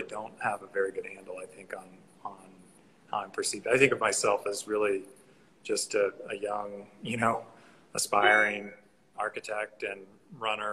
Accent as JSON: {"language": "English", "region": "Arkansas", "country": "United States", "tie": "born or raised there", "also_born_or_lived": "Los Angeles", "moved": "yes", "said": "Grew up in Arkansas"}